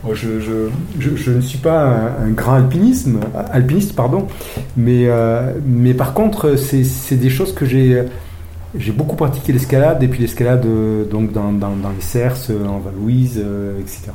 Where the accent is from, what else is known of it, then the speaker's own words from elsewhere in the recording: Briançon, Provence-Alpes-Côte d'Azur, France; moved away as an adult; je suis briançonné. Donc, je suis né à Briançon, dans les Hautes-Alpes où je suis né et j'en suis parti à 18 ans